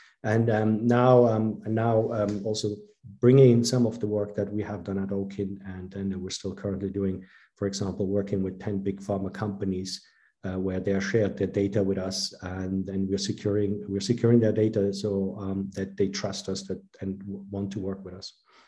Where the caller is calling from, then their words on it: Basel, Basel-Stadt, Switzerland; I'm dialing in from Basel